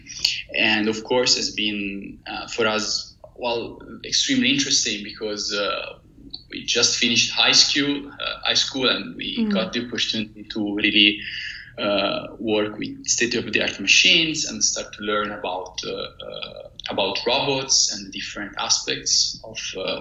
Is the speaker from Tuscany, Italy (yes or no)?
yes; Pisa, Tuscany, Italy; moved away as an adult; now in Switzerland; I come from Pisa, mm-hmm. In Italy, mm-hmm. where I did most of my studies.